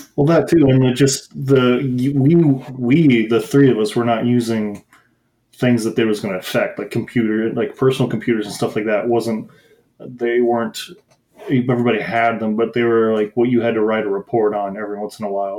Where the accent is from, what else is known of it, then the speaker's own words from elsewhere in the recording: Midwest, United States; I grew up in the Midwest and like in like suburbs